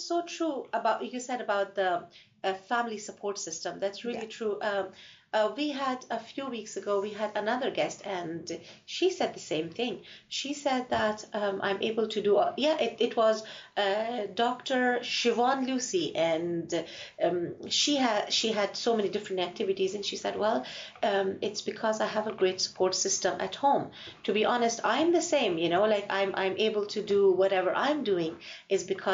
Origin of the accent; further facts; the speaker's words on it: Afghanistan; now in Ireland; I'm from Afghanistan